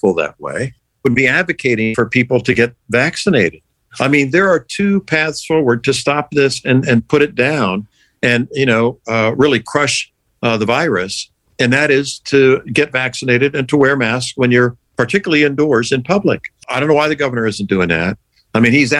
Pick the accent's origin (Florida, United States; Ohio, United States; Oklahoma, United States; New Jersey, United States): Florida, United States; St. Petersburg; also born or lived in Pennsylvania / Altoona; growing up in St. Pete was wonderful